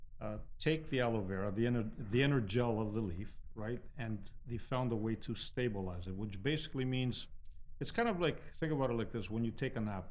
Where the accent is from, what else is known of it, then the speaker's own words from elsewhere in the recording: Greece; also born or lived in Toronto, Canada; now in Windsor, Canada; I grew up in Greece